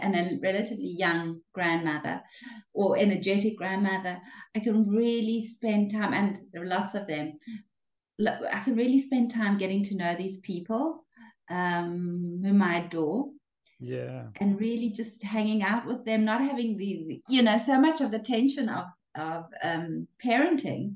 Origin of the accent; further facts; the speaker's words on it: Cape Town, Western Cape, South Africa; moved away as an adult; now in Israel; I was born in a small town, actually, out of Cape Town. Grew up in Cape Town